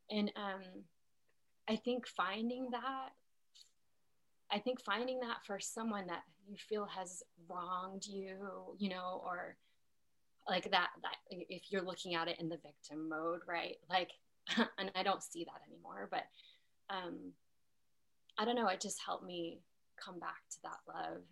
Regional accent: Utah, United States; I grew up in Utah.

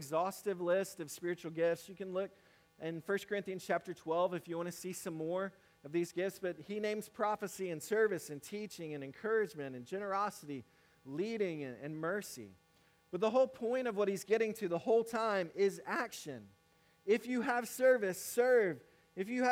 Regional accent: Mississippi, United States; moved away as an adult; now in South Carolina, United States; I grew up in Mississippi. Now I'm in South Carolina

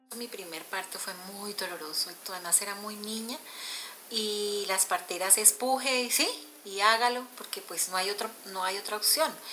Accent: Natagaima, Tolima, Colombia; moved away; mi pueblo, en Natal, Natagaima, Tolima

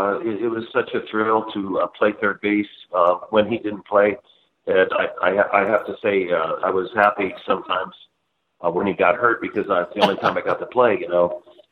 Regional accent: Marietta, Ohio, United States; I was born in Marietta, Ohio, back in 1949

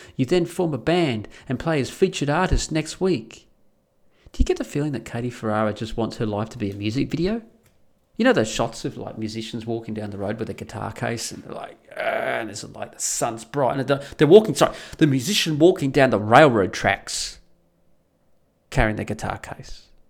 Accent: Perth, Western Australia, Australia; also born or lived in the Alps; now in Netherlands; living in Perth, growing up in Perth

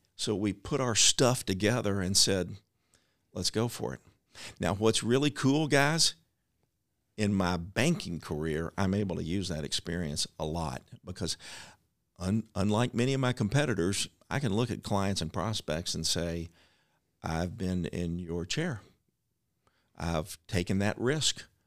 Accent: Louisville, Kentucky, United States; Louisville's my hometown. It's my family's hometown.

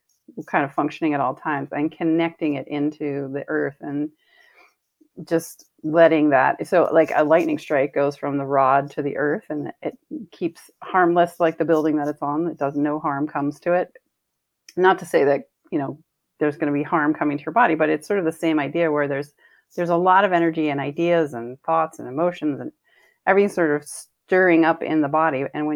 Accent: East Coast, United States; Yeah, growing up in the East Coast, lightning rods were kind of a big deal

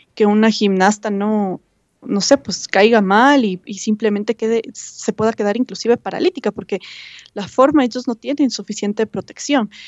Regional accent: Ecuador; como ecuatorianos

